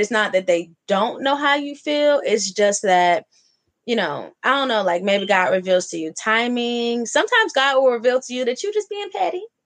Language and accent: English; Oakland, California, United States; moved away; also born or lived in Atlanta; I'm from the city. I'm from Oakland. I lived in Atlanta.